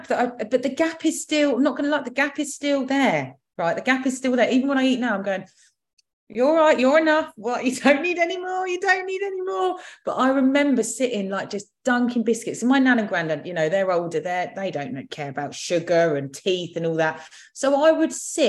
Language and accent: English; Surrey, South East England, United Kingdom; also born or lived in London; I was in reception in Roehampton and then came back here when I was six. I felt that, so we came back to Surrey in a little village.